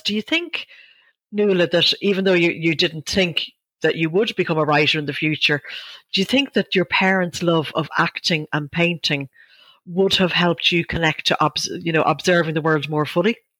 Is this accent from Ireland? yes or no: yes; Ireland; we, as Irish people